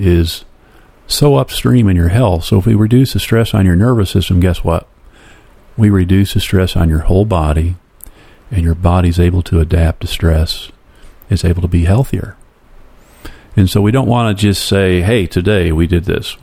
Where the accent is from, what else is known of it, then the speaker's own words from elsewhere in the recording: Flint, Michigan, United States; I grew up in Flint